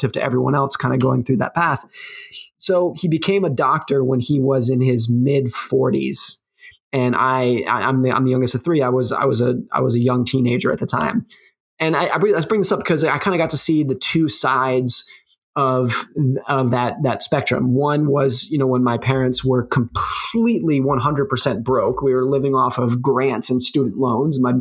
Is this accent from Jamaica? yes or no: no; New York City, New York, United States; I was born in New York City